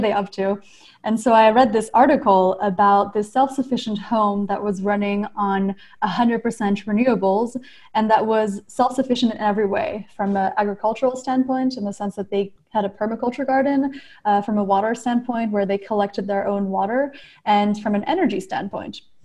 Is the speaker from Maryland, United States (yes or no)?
yes; Maryland, United States; also born or lived in New Caledonia / Montreal; I grew up in Maryland